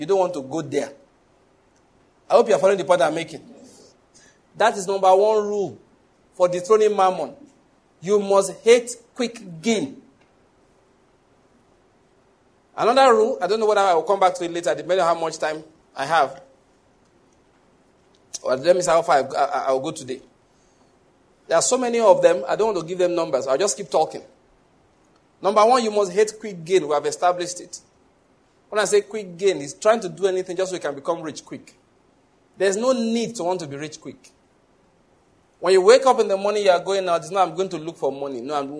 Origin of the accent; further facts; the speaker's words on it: Lagos, Nigeria; now in Enugu, Nigeria; I came from Lagos where the cross wasn't too far from me.